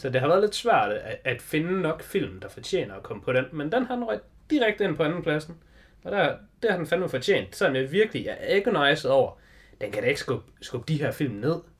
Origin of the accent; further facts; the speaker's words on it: Denmark; vi er jo danskere